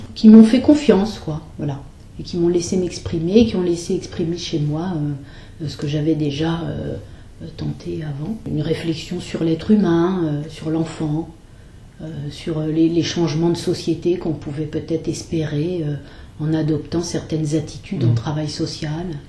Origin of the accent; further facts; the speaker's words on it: Blanc-Mesnil, Île-de-France, France; je viens de, de Blanc-Ménil dans le 93 voilà, où j'ai passé toute mon enfance et toute ma jeunesse et mes années de lycée aussi dans cette banlieue-là